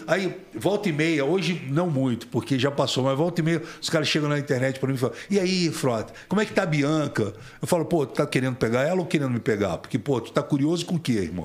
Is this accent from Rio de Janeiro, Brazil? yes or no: yes; Rio de Janeiro, Brazil; also born or lived in Tijuca / Copacabana / Grajaú; Eu nasci na Tijuca, fui criado em Vila Isabel, Grajaú, Meia. Depois que meus pais se separaram, eu fui criado é, em Vila Isabel e fui criado em Copacabana